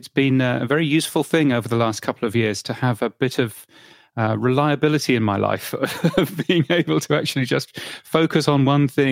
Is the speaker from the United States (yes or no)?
no; United Kingdom; I'm a British person